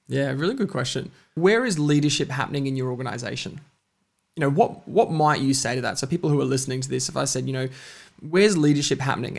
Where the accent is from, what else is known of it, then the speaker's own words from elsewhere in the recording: Bundaberg, Queensland, Australia; also born or lived in Alice Springs, Northern Territory; I was born in Bundaberg, uh, up in Queensland. Uh, I moved quite quickly to Alice Springs and then, uh, spent five years in the Northern Territory before moving back to Bundaberg and spent most of my kind of early life there